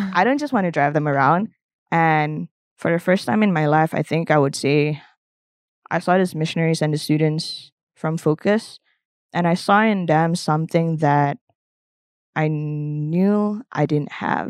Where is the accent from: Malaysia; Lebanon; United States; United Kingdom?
Malaysia; moved away; I'm actually from Malaysia.